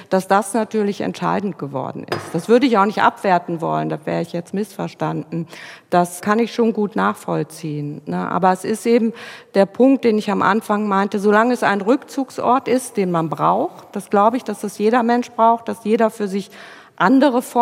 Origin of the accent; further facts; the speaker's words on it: Rhineland-Palatinate, Germany; Gut ich komme aus der Pfalz, also ähm, da lebt man nicht unbedingt alleine. ich komme aus einem Gebiet, an dem es jeden Wochenende ein Weinfest gibt und man sich kennt auch.